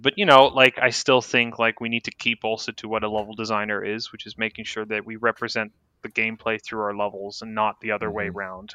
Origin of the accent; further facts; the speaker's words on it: San Francisco, California, United States; now in Austin, United States; I was born in San Francisco. Um, to a Greek mother and a Dutch father